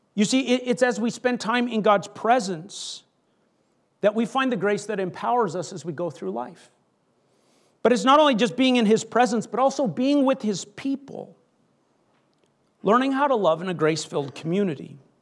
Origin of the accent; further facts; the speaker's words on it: Canada; I grew up in Canada